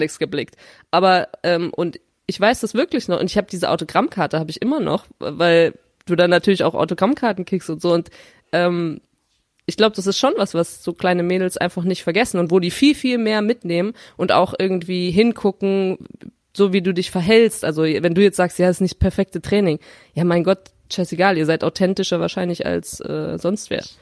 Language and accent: German; Rhineland, Germany; in meiner Heimatstadt äh, im, im schönen Rheinland